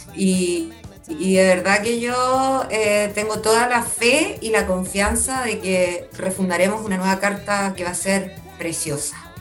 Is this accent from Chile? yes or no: yes; Talcahuano, Biobío, Chile; me crié en Talcahuano